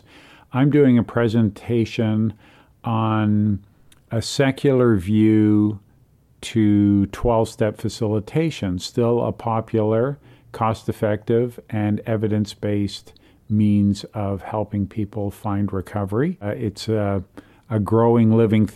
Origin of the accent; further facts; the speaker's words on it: Toronto, Ontario, Canada; in my hometown, Toronto, Canada.